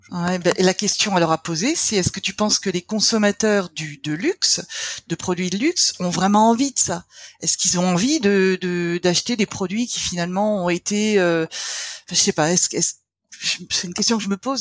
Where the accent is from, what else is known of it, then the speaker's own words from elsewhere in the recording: Lorraine, Grand Est, France; now in Alsace, France; je suis Lorraine, mais euh, je vis en Alsace.